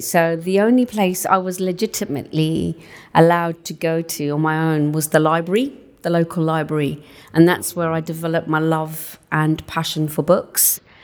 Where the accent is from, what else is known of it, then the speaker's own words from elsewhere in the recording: Southall, London, United Kingdom; first language Punjabi; English is a second language; In West, just outside West London, in a small town called Southall.